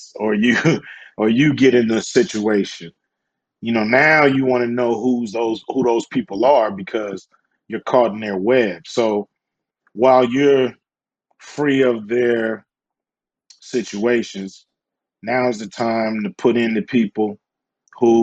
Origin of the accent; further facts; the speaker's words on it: Los Angeles, California, United States; I grew up in South Central Los Angeles